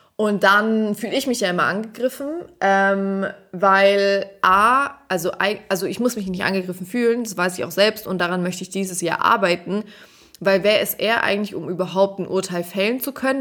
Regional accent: Swabia, Germany; accent: Swabian; moved away; wenn ich zu Hause bin, rede ich halt Schwäbisch

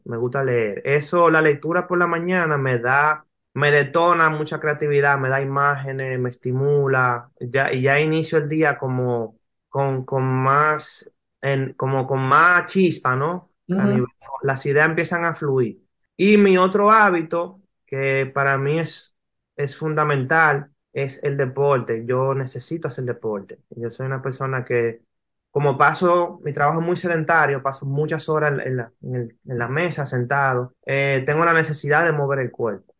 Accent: Dominican Republic; also born or lived in New York

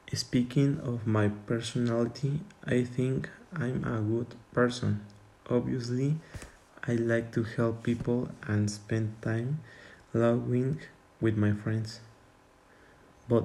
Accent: Tuxtla Gutiérrez, Chiapas, Mexico; English is a second language; I was born in Tuxtla Gutiérrez, Chiapas, so my nationality is Mexican.

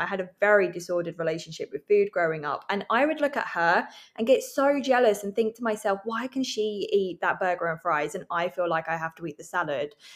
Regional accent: England, United Kingdom; now in Vancouver, Canada; I'm living in Vancouver. I'm from England

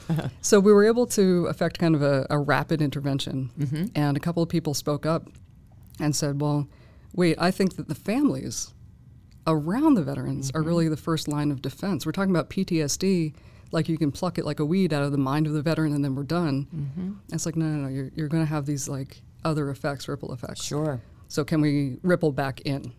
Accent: Boston, Massachusetts, United States; moved away; also born or lived in Fort Bragg; I'm from Boston

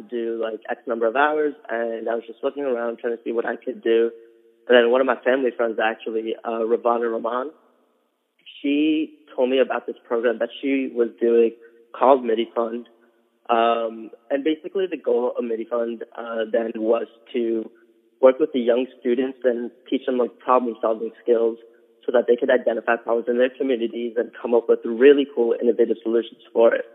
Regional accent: New York City, New York, United States; moved away as an adult; now in Adams, Massachusetts, United States; I was born in Elmhurst Hospital, grew up on 74th Street in Elmhurst.

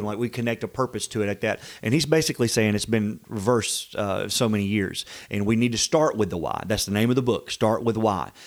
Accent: the South, United States; We're from the South

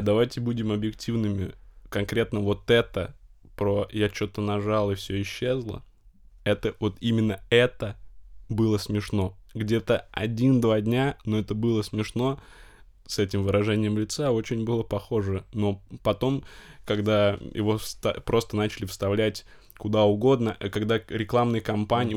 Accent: Novosibirsk, Novosibirsk Oblast, Russia; я из Новосибирска учился в Новосибирском государственном педагогическом университете

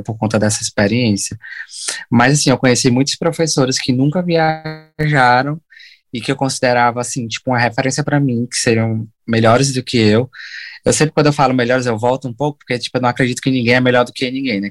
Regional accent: São Benedito, Ceará, Brazil; moved away as an adult; also born or lived in Sobral, Brazil; now in Ireland; Aí a gente saiu de, de São Benedito, que é a minha cidade natal, e fomos para Sobral morar lá e fazer essa faculdade

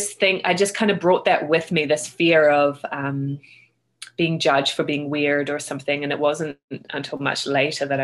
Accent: Christchurch, Canterbury, New Zealand; I grew up in Christchurch, New Zealand

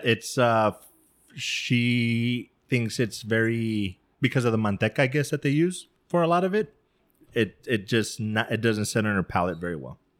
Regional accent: El Paso, Texas, United States; growing up in El Paso

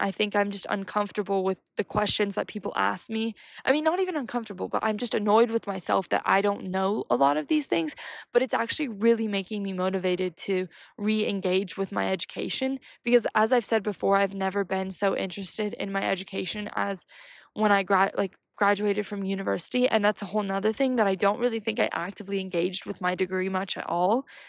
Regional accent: United States; I'm from America

